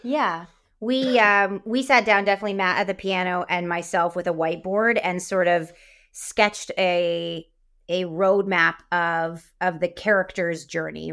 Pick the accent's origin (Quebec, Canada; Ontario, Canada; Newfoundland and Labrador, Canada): Ontario, Canada; Windsor; I grew up in Windsor, so we're right across from Detroit.